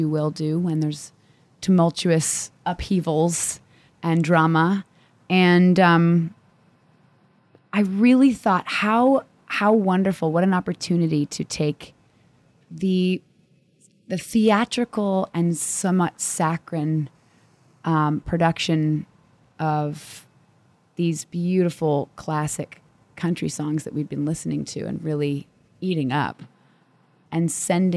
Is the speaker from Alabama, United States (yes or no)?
no; Vermont, United States; I grew up in Vermont